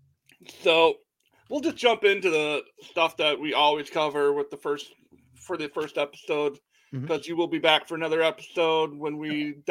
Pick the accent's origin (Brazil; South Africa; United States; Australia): United States; Michigan; Me being a Michigan kid